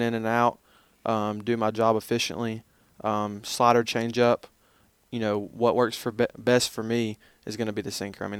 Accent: Southern Tennessee, United States; accent: Southern; moved away as an adult; also born or lived in Memphis; born and raised in a small town, Southern Tennessee, about an hour and a half south of Nashville

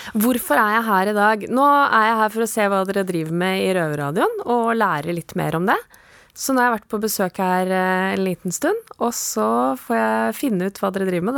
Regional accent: Oslo, Norway; jeg er født og oppvokst i Oslo

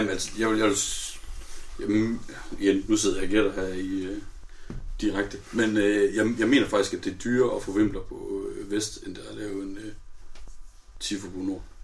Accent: North Jutland, North Denmark Region, Denmark; vi er nordjyder

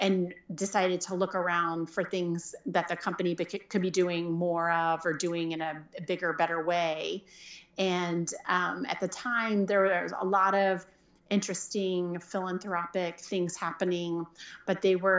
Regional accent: Jenks, Oklahoma, United States; moved away as an adult; also born or lived in Washington, D.C.; I grew up in Oklahoma and went to high school in Jinx

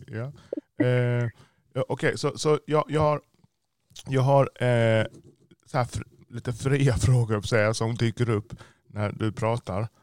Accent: Jamaica; also born or lived in United States; now in Sweden; vår uppväxt i Jamaica

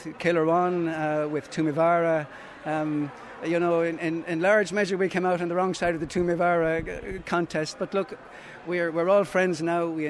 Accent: Templederry, Munster, Ireland; also born or lived in Nenagh; I grew up in Temple Derry.

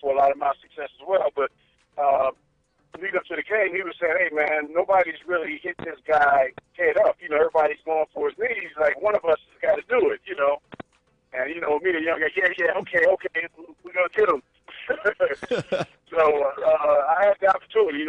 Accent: St. Louis, Missouri, United States; moved away as an adult; also born or lived in Fayetteville, Arkansas; I was coming from St. Louis. I was a city guy. I grew up in the city.

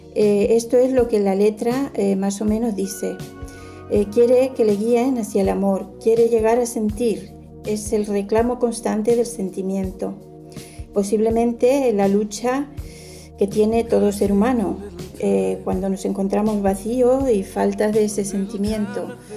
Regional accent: Buenos Aires, Argentina; now in Monforte del Cid, Spain; yo nací en Buenos Aires

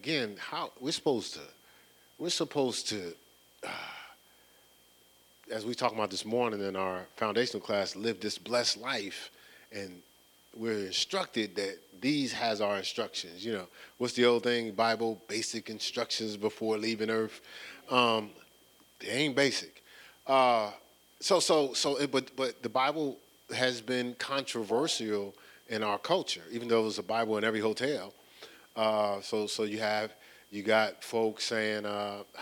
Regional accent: Newark, New Jersey, United States; moved away; I was born in Newark, New Jersey. So I'm more of a Newarkan

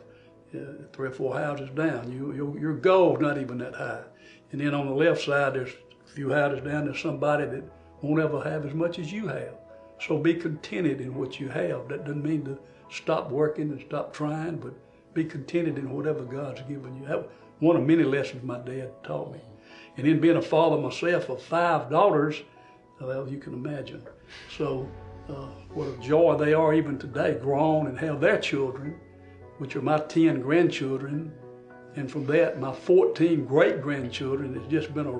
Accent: Philadelphia, Mississippi, United States; I grew up in Philadelphia, Mississippi, back in the 50s, a long time ago

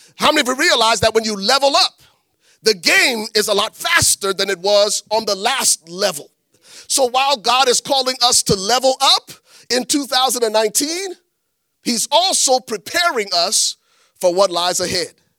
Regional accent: Liberia; moved away; I'm from Liberia. Growing up in Liberia

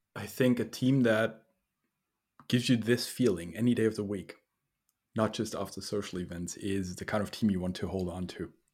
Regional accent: Austria; I was born in Austria

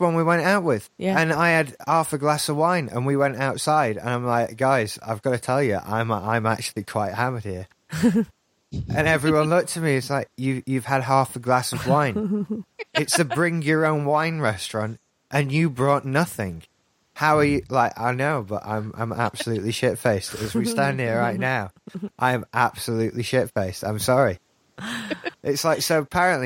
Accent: Yorkshire and the Humber, United Kingdom; I'm from South Yorkshire

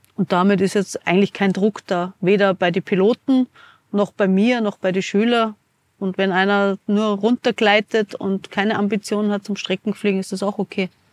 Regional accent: Munich, Bavaria, Germany; moved away as an adult; also born or lived in America / New Zealand; now in Hinterstoder, Austria; gehe ich wieder zurück nach München, ich bin eine Münchnerin

